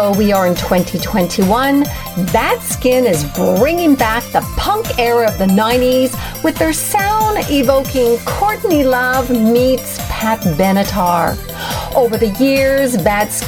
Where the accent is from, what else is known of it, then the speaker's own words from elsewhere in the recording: Montreal, Quebec, Canada; moved away; from my hometown in Montreal